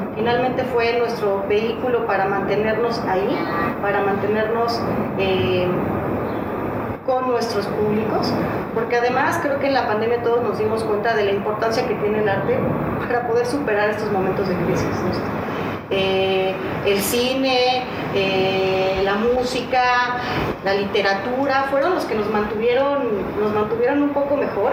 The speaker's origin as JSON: {"language": "Spanish", "country": "Mexico", "said": "como mexicanos"}